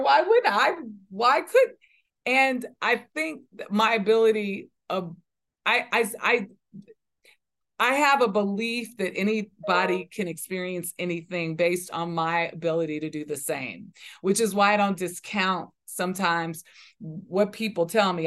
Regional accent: Los Angeles, California, United States; when I was growing up in South Central Los Angeles

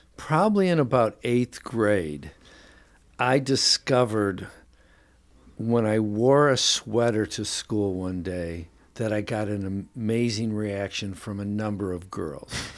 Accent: Detroit, Michigan, United States; moved away as an adult; also born or lived in Chicago / New York; when I was growing up in Detroit

